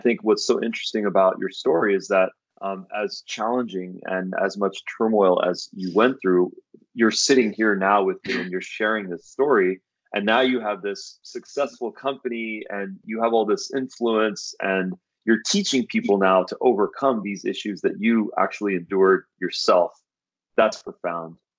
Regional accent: Santa Monica, California, United States; I was born in Santa Monica. I was born in the states

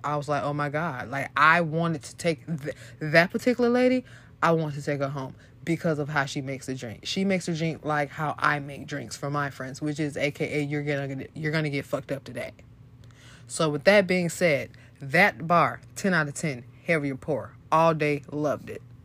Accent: Florida, United States; I'm from Florida.

